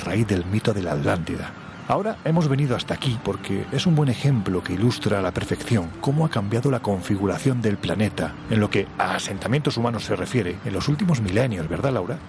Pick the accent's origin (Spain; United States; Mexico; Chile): Spain; Jaén, Andalusia; Yo sí que soy más de secano, porque que yo sepa en Jaén, salvo montañas y olivos, de mar nada de nada.